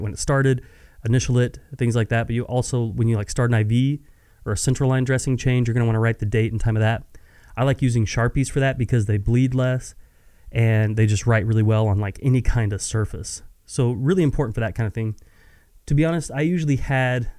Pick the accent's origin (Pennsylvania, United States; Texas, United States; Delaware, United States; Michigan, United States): Texas, United States; West; I'm born and raised in West Texas.